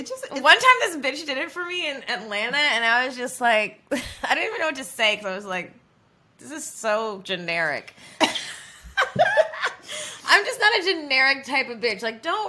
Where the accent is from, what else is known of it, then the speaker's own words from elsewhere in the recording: Jamaica; On Valentine's Day, because I'm a Jamaican, I did a couple's massage